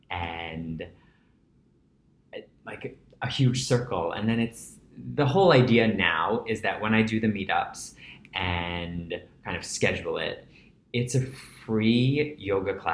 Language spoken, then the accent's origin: English; New York City, New York, United States; I grew up in Breezy Point. Okay. Which is the tip of Rockaway Beach